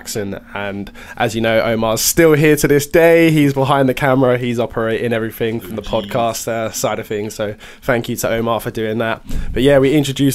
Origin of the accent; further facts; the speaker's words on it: Bedford, East of England, United Kingdom; I'm from Bedford